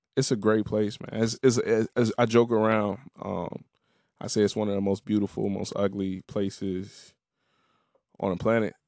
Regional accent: Harvey, Illinois, United States; moved away; also born or lived in Washington, District of Columbia, United States; I always try to rep Harvey

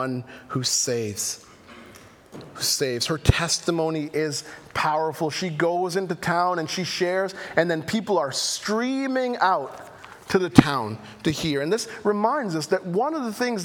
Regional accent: Jamaica; accent: Jamaican; my Jamaican accent

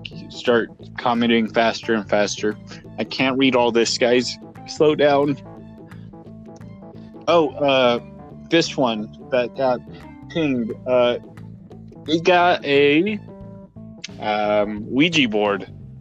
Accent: New Jersey, United States; now in Canada; I have came from the United States. I am born and raised in Jersey.

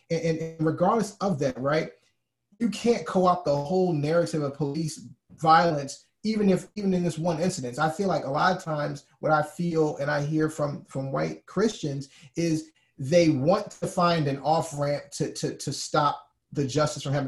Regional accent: Alabama, United States; moved away; I'm from Alabama originally

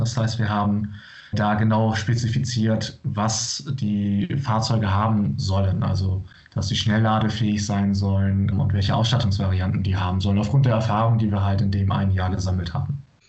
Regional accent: Bremen, Germany; moved away; Ich komme aus der Region Bremen

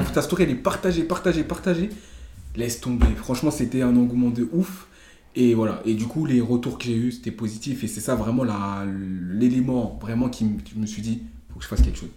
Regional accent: Senegal; Je suis sénégalais

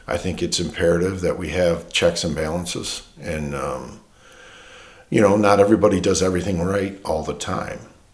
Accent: Detroit, Michigan, United States; now in Marshall, United States; I grew up in Detroit, you know, working there

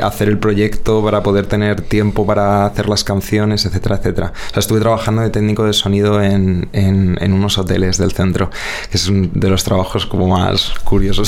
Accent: Madrid, Community of Madrid, Spain; also born or lived in Rivas-Vaciamadrid; yo nací en Vallecas, eh, vamos, y crecí en Vallecas

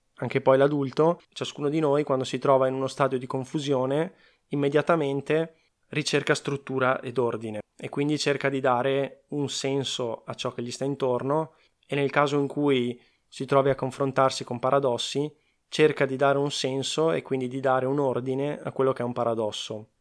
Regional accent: Veneto, Italy; accent: Venetian; sono veneto

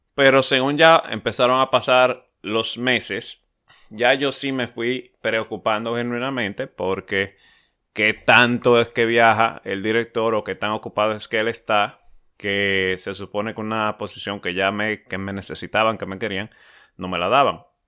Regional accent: Dominican Republic; hoy día es una empresa de renombre, o se está haciendo de renombre en mi país

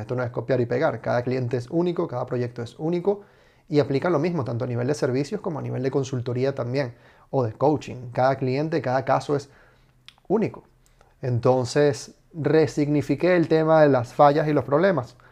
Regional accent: Venezuela; now in Spain; soy inmigrante, vengo de Venezuela

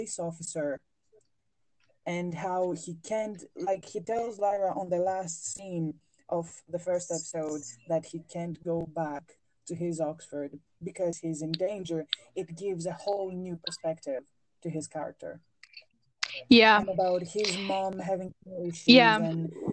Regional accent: Greece; English is a second language; I am a Mediterranean, I'm from Greece

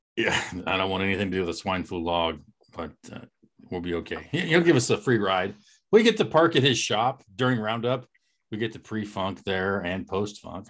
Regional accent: Eastern Oregon, United States; moved away; We are four friends from Eastern Oregon who've traveled the world and wound up scattered across the U.S.

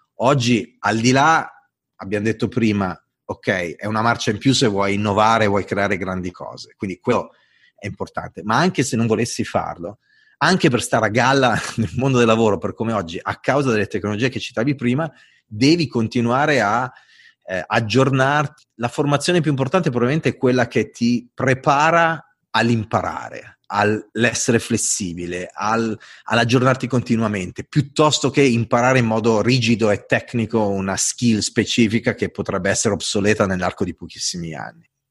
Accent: Italy; accent: Italian; sono italiano, ho l'accento italiano

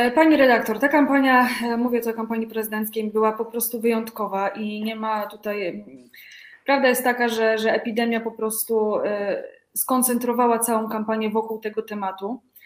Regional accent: Greater Poland, Poland; Ja pochodzę z Wielkopolski

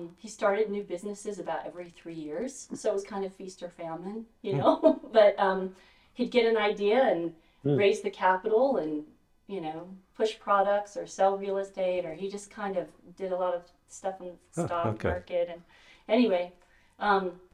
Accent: Las Vegas, Nevada, United States; moved away as an adult; growing up in Vegas.

